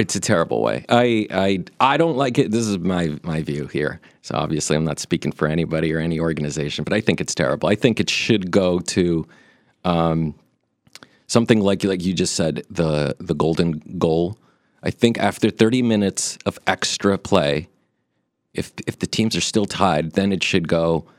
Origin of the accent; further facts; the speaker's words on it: Brazil; I was born in Brazil